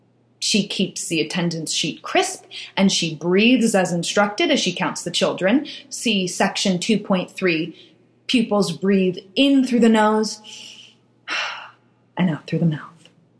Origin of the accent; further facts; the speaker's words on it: Germany; English is a second language; If we were in my hometown in Germany, my mother would say that life is no pony farm, and she would say this in German.